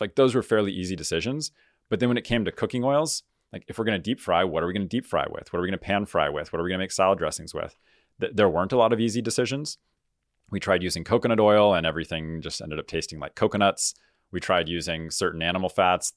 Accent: San Diego, California, United States; I grew up in Southern California here where, where we're recording, uh, down in San Diego

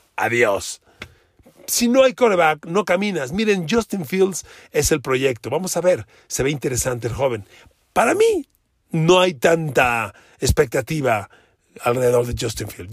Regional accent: Mexico; somos mexicanos, usted y yo

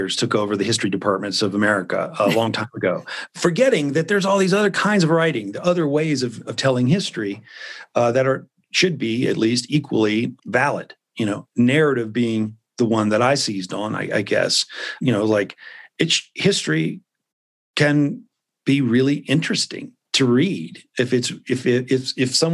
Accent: Memphis, Tennessee, United States; I grew up in Memphis

